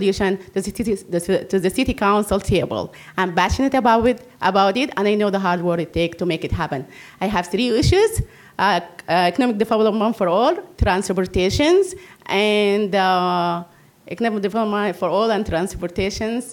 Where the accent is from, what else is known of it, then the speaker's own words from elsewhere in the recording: Sudan; also born or lived in Virginia; now in Iowa City, United States; I came from Sudan 20 years ago